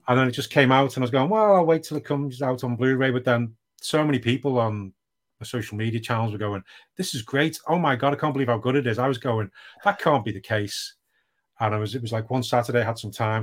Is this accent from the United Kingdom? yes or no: yes; United Kingdom; I am British